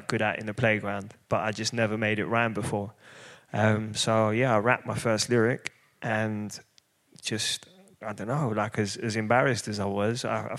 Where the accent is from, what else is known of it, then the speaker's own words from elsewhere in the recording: London, United Kingdom; I grew up in East London